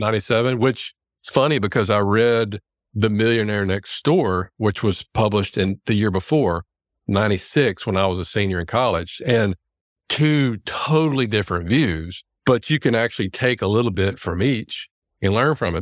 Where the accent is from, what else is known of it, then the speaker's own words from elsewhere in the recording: Louisiana, United States; there's a D O school here in my hometown in Louisiana